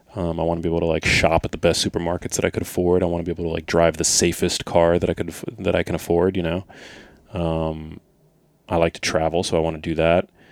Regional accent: New York City, New York, United States; I grew up in New York City

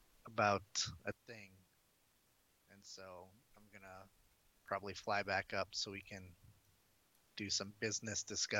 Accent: Wisconsin, United States; moved away; I'm from Wisconsin.

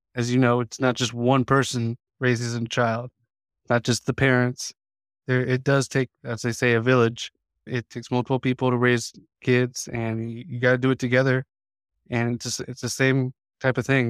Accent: Indianapolis, Indiana, United States; when we were a kid growing up in Indiana, I grew up just on the east side of Indy

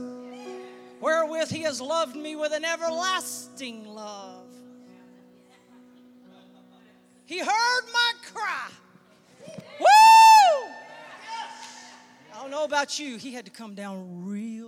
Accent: Central North Carolina, United States; I grew up in Central North Carolina

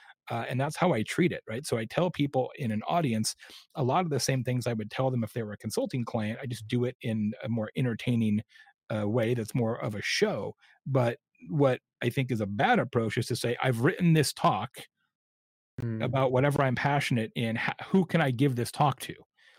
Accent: Arizona, United States; I grew up in Arizona, so I literally am like a tequila collector

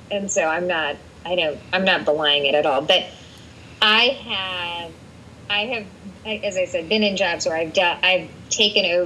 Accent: India; I'm Indian and I'm a woman. I'm a little loud and I'm definitely short.

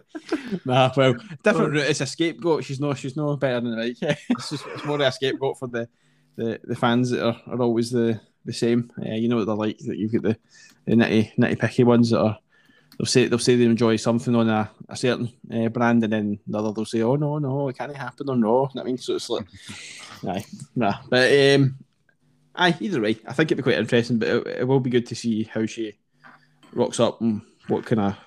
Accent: Scotland, United Kingdom; we're Scottish

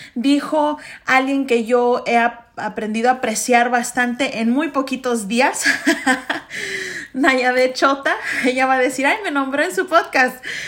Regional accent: Chicago, Illinois, United States; yo soy una primera generación mexicoamericana, primera generación latina, chicana

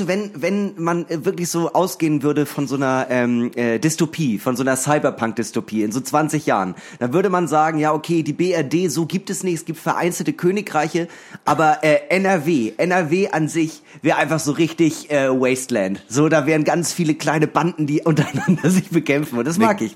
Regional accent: Germany; ich bin Deutscher.

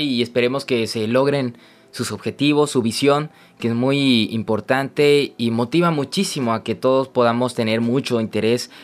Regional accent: Tabasco, Mexico; nuestro querido Tabasco

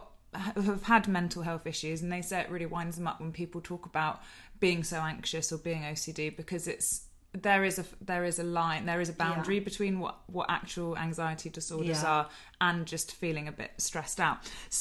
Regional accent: East of England, United Kingdom; And so am I, but we just don't sound it. We managed to kick the accent in time.

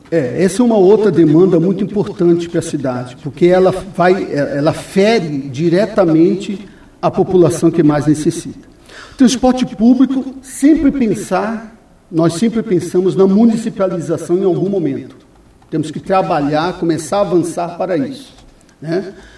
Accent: São Paulo, Brazil; moved away as an adult; also born or lived in Bolivia / Chile / Peru / Venezuela; now in Foz do Iguaçu, Brazil; eu saí do Brasil, doutor Nelson, em 1988 da minha cidade, de São Paulo.

